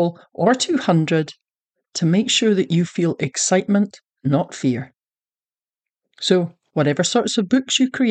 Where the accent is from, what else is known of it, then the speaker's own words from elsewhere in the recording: Scotland, United Kingdom; now in Texas, United States; I'm a Scottish Texan